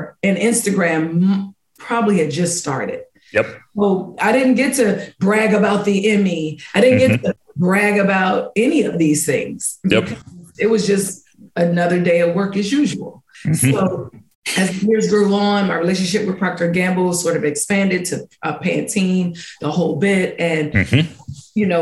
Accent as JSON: {"language": "English", "town": "Washington", "region": "District of Columbia", "country": "United States", "tie": "born or raised there", "said": "a Golden Scissor Award from DC, my hometown"}